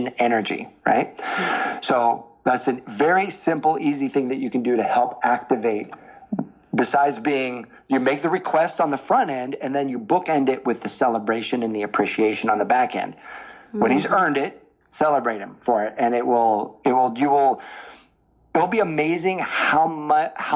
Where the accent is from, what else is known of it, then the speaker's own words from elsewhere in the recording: the Northwest, Pacific Northwest, United States; I was from the Northwest